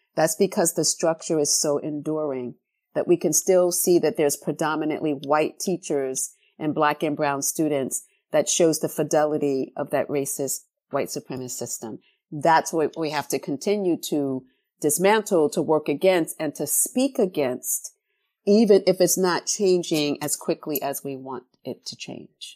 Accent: New York City, New York, United States; I came of age in the nineteen eighties in the South Bronx

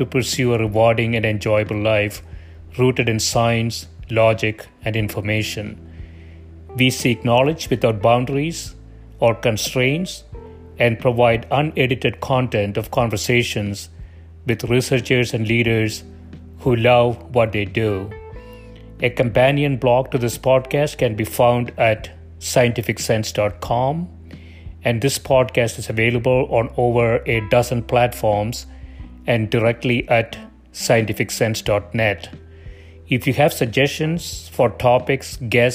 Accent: India; moved away; I grew up in India, and my parents still live there

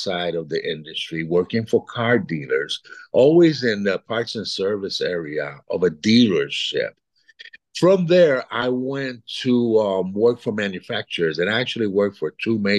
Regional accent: East Coast, United States; also born or lived in Puerto Rico; I was born in Puerto Rico. I'm 67 years old as of late last year, raised in the East Coast for the most part, but I've lived all over the United States, mostly with my corporate job.

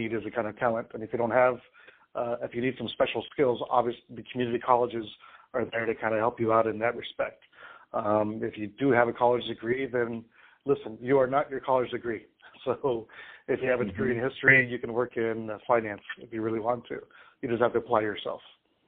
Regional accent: Santa Ana, California, United States; I grew up in Santa Ana, California, which is the county seat

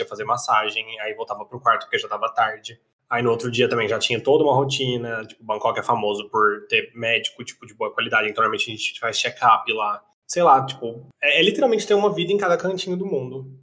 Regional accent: Brazil; eu sou brasileiro

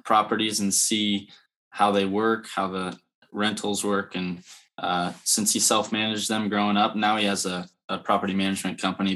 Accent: Lincoln, Nebraska, United States; I'm from Lincoln, Nebraska, and my dad had some rentals growing up

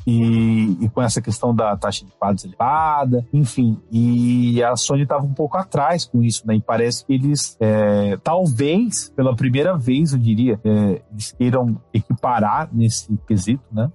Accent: Brazil; como brasileiro

